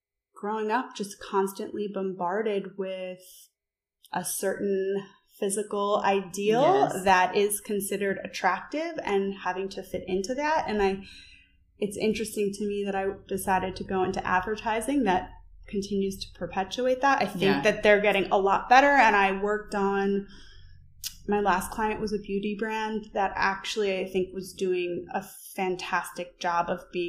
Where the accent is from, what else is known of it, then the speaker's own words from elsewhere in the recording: New York, United States; moved away; I'm from New York, lived there after college for over a decade